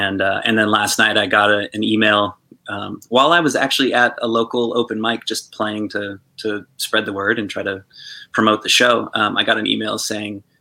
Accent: Reno, Nevada, United States; originally from Reno, Nevada

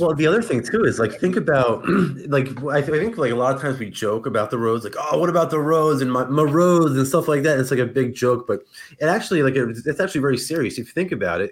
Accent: New Jersey, United States; I grew up in like in North Jersey

